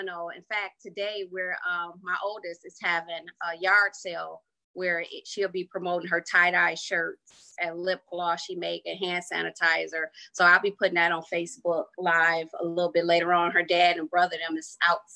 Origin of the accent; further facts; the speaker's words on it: Detroit, Michigan, United States; I grew up on the east side of Detroit on a street called Robert Street